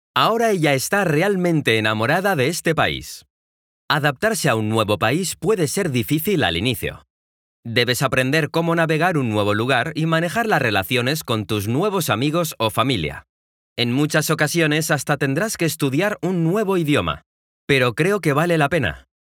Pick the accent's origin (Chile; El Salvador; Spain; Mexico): Mexico; also born or lived in Guadalajara, Mexico; soy mexicano y vivo en la bella ciudad de Guadalajara, en México